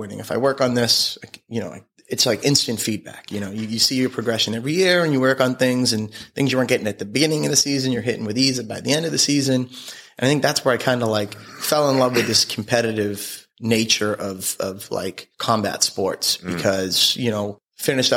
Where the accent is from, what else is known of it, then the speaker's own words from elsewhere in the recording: Abington, Massachusetts, United States; moved away as an adult; also born or lived in Denver, Colorado; I grew up in Abington, South Shore of Boston.